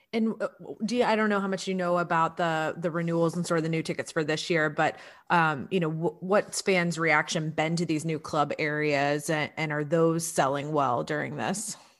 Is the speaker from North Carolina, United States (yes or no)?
no; Atlanta, Georgia, United States; moved away; also born or lived in Columbia, South Carolina; I grew up in the Atlanta area